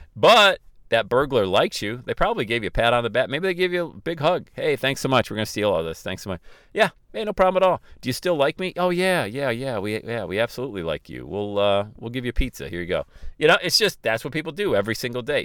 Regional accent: Ohio, United States; my hometown here in Ohio

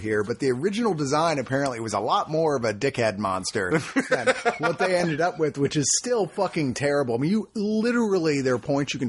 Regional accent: Fredericksburg, Virginia, United States; I was growing up in Fredericksburg, Virginia

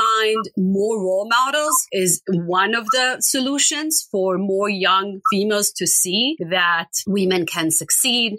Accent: Israel; I grew up in Israel and it's very common in Israel to travel

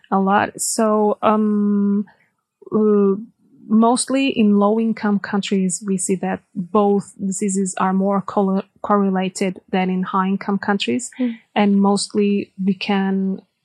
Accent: Portugal; moved away as an adult; also born or lived in Angola; now in Germany; I come from Portugal

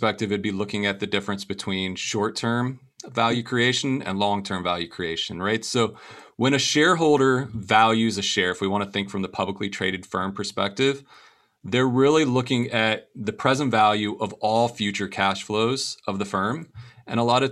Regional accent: Venice, Florida, United States; I was born and raised in Venice, Florida

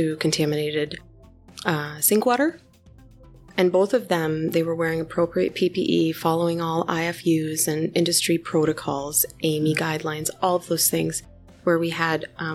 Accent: the Twin Cities, Minnesota, United States; moved away as an adult; now in Iowa, United States; born and raised in Minnesota, the Twin Cities

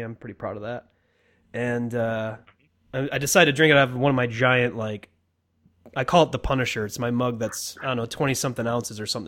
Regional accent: Michigan, United States; now in Colorado, United States; I'm originally from Michigan, where Pete's at. And for whatever reason, when I first moved here to Colorado

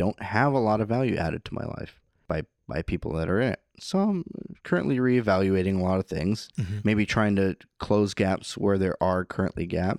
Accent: California, United States; Originally, okay. I'm from Northern California.

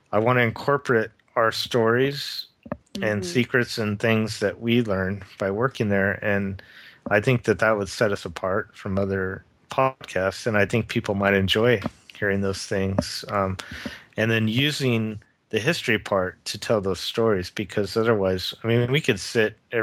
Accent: Southern California, United States; growing up in Southern California

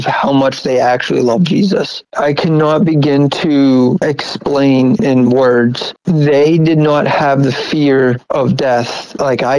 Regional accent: United States; I'm an American who's never been to a war zone.

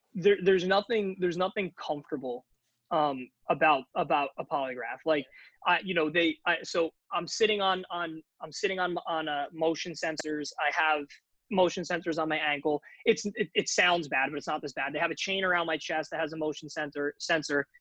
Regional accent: New Jersey, United States; I grew up in New Jersey

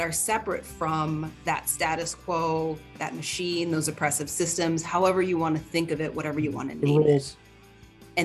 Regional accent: Minneapolis, Minnesota, United States; now in Sacramento, United States; I am originally from Minneapolis, Minnesota

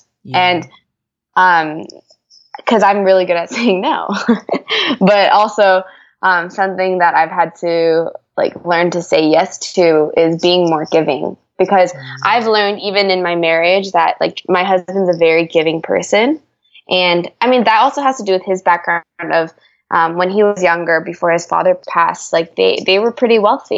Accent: California, United States; moved away as an adult; now in Atlanta, United States; I'm in Atlanta and I've been here now the past 4 years, but I'm originally from California

